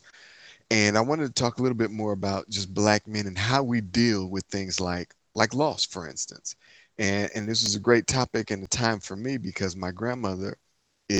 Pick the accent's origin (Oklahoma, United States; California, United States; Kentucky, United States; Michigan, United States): Michigan, United States; Inkster; I'm from Inkster, Michigan, city outside of Detroit